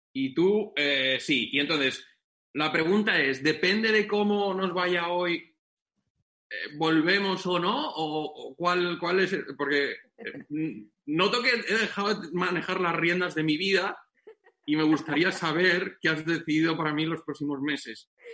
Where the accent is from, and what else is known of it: Benidorm, Valencian Community, Spain